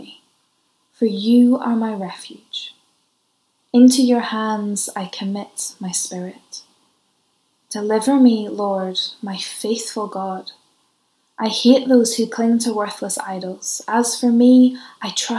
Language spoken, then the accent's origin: English; Ireland; because I'm Irish, so I always travel with my own source of tea